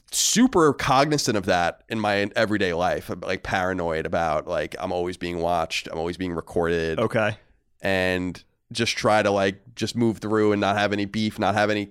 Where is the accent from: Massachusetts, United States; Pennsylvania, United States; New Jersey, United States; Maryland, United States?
New Jersey, United States; Manchester; which isn't too far from my hometown of Manchester, New Jersey.